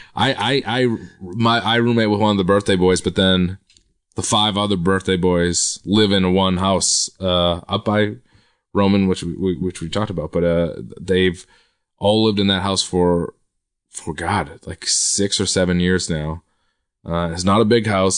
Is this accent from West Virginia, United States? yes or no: no; Quincy, Massachusetts, United States; I'm from Quincy, Massachusetts, which is right. south of Boston.